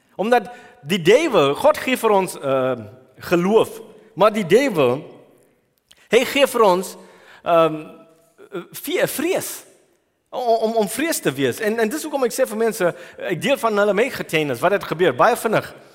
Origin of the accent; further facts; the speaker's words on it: Durban, KwaZulu-Natal, South Africa; moved away as an adult; also born or lived in New Zealand; ek was groot geword in Durban